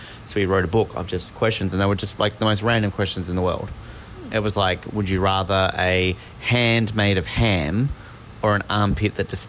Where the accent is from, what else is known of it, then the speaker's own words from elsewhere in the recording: Australia; now in New York City, United States; I'm an Australian.